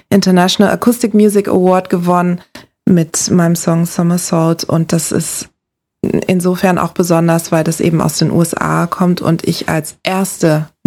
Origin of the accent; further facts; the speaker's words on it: Lagos, Nigeria; Ich bin in Nigeria in der Hauptstadt Lagos aufgewachsen. Das ist ein Moloch.